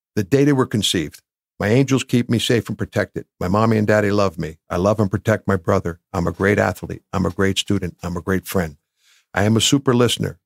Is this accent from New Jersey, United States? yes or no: yes; Bloomfield, New Jersey, United States; I grew up in Bloomfield.